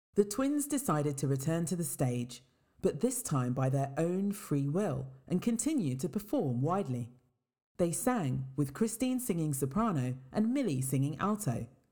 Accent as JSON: {"language": "English", "town": "Worcester", "region": "West Midlands", "country": "United Kingdom", "tie": "born or raised there", "said": "I was born and raised in Worcester in England, and both my parents come from Jamaica."}